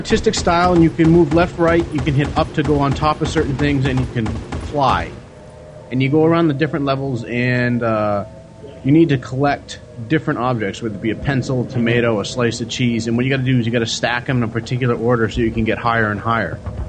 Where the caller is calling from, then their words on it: New Jersey, United States; calling from New Jersey.